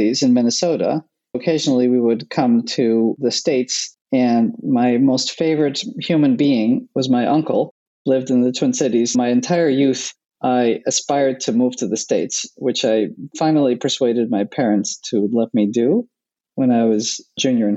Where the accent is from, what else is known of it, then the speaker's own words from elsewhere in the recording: Netherlands; moved away; I grew up in Holland.